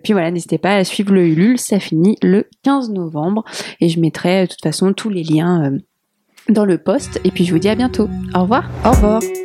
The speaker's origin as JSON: {"language": "French", "country": "Portugal", "said": "je suis portugaise"}